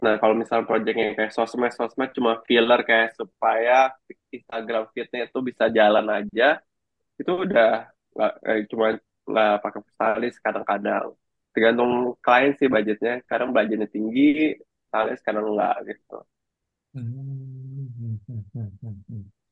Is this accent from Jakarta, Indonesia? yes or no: yes; Jakarta, Indonesia; Itu uh, Jakarta Barat. Gue pada dasarnya orang Bali, cuma gue dari lahir di Jakarta. Jadi ya bisa juga dibilang gue orang Jakarta